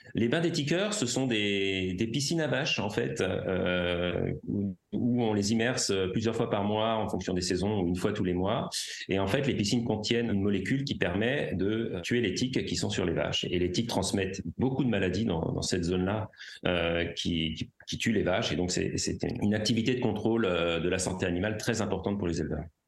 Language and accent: French; Paris, Île-de-France, France; J'ai grandi à Paris